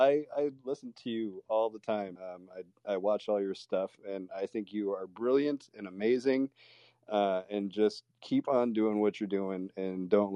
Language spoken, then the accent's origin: English; Buffalo, New York, United States; I'm from Buffalo